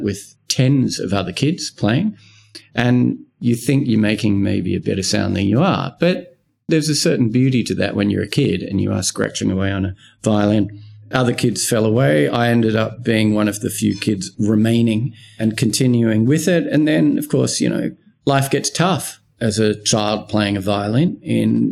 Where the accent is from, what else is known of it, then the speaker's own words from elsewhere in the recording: Wollongong, New South Wales, Australia; I grew up in Wollongong.